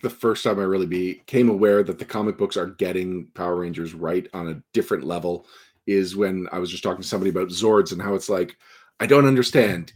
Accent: Montreal, Quebec, Canada; my hometown

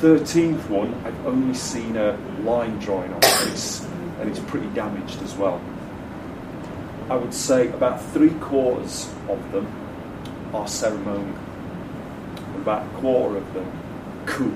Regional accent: Leeds, Yorkshire and the Humber, United Kingdom; from my hometown.

